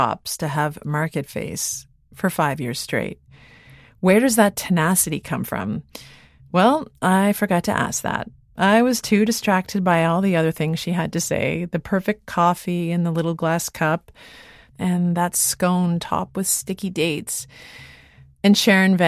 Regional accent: Canada; As a Canadian

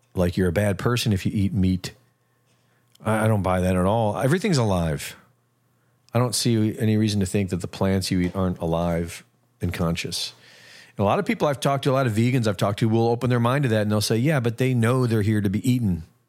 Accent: Cleveland, Ohio, United States; I grew up in Cleveland

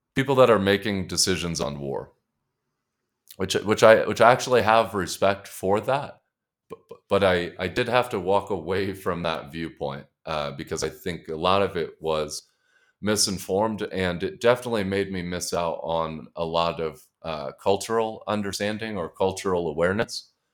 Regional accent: Colorado Springs, Colorado, United States; I grew up in Colorado Springs, Colorado

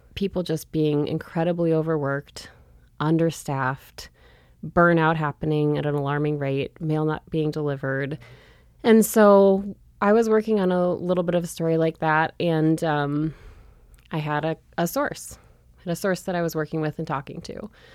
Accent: St. Louis Park, Minnesota, United States; also born or lived in Montana; now in Missoula, United States; I grew up in Saint Louis Park, Minnesota, a suburb of Minneapolis.

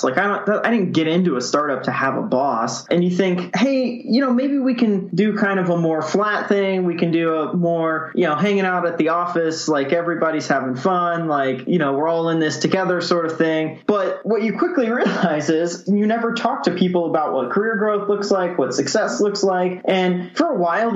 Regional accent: Columbia, Missouri, United States; I'm from Columbia, Missouri.

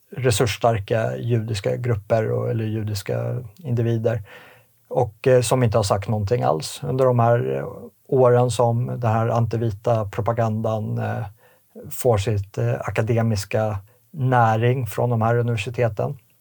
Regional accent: Sweden; vi som svenskar

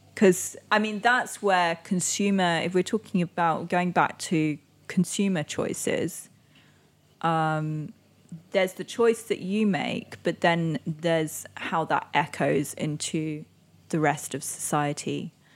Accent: Indonesia; also born or lived in Singapore; now in London, United Kingdom; I grew up in Indonesia

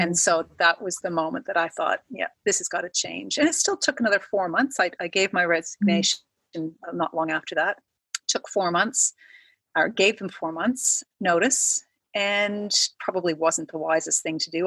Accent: Canada; moved away as an adult; now in Australia; I am Canadian came to Australia about 10 years ago for a job

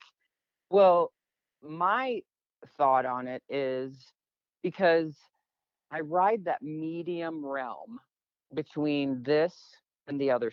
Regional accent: Michigan, United States; moved away as an adult; also born or lived in Phoenix, Arizona; now in Sedona, United States; I grew up in Michigan, moved here in 1990

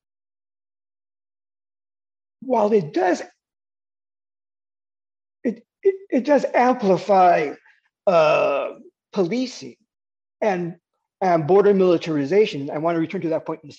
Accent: El Paso, Texas, United States; moved away; I am from El Paso. I grew up in El Paso. I was not born there, but I grew up in El Paso

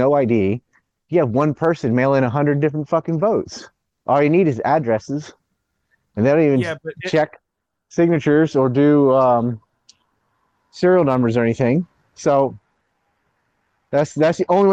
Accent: North Carolina, United States; now in Japan; I'm from North Carolina

